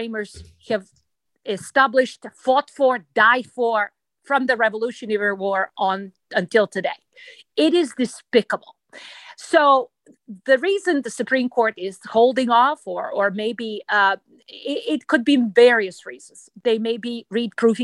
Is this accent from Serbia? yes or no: yes; Serbia; moved away as an adult; now in United States; I was born in Yugoslavia